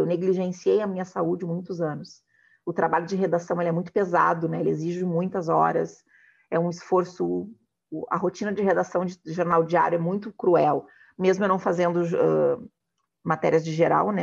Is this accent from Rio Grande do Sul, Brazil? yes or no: yes; Porto Alegre, Rio Grande do Sul, Brazil; moved away as an adult; also born or lived in Rio de Janeiro; na minha adolescência, ela foi toda muito branca de convivência, porque o cenário do hip hop em Porto Alegre também ele é muito branco